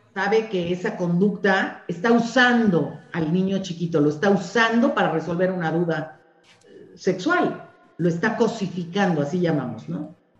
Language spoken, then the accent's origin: Spanish; Mexico; somos las madres mexicanas